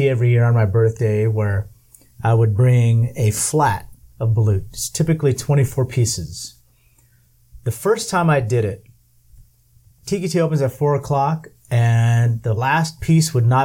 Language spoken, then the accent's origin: English; Southern California, United States; first language English; also born or lived in Manila, Philippines; I was born in the Philippines but raised in California. So it's weird for me because I'm Californian